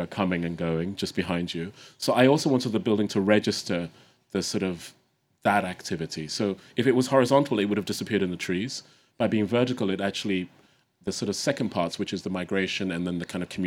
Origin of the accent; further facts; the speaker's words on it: Ghana; growing up in Ghana and the continent.